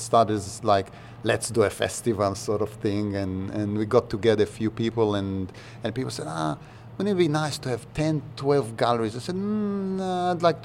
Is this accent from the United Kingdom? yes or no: no; Israel; moved away as an adult; now in Australia; I'm from Israel originally. I grew up in Israel.